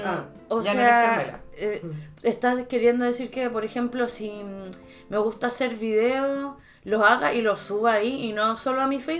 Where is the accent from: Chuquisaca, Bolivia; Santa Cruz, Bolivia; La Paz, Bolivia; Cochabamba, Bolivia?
Cochabamba, Bolivia; soy, soy de Cochabamba y tengo 15 años.